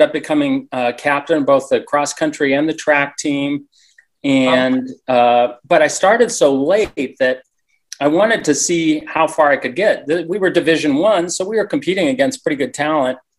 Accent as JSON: {"language": "English", "region": "Colorado", "country": "United States", "tie": "born or raised there", "also_born_or_lived": "Tulsa", "moved": "as an adult", "said": "I grew up in Colorado"}